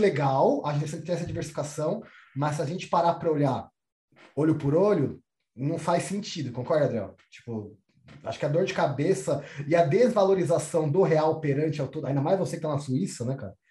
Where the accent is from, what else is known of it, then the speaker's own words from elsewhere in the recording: São Paulo, Brazil; moved away as an adult; also born or lived in Toronto / southern Brazil; Eu sou da Zona Oeste, sou de Pirituba